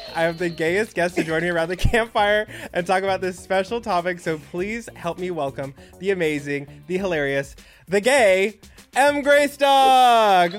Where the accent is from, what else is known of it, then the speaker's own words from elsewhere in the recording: Texas, United States; moved away; I'm from Texas